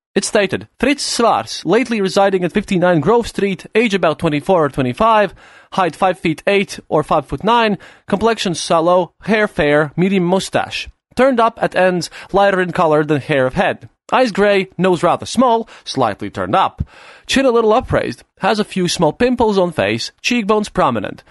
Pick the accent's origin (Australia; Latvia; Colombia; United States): Latvia